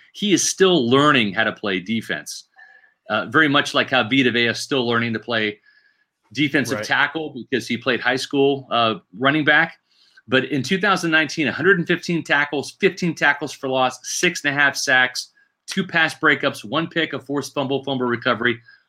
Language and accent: English; Virginia, United States; I was born in Virginia